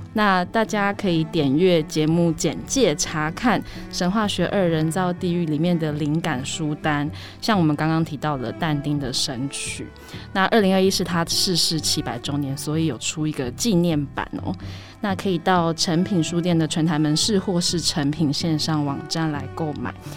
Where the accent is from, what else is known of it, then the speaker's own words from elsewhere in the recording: Taiwan; 我们是出生于台湾的嗯。艺术创作者嘛